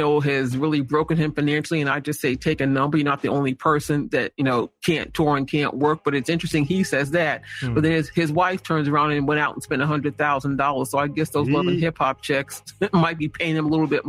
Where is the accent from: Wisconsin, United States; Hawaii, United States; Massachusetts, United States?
Massachusetts, United States; Boston; my hometown, Boston.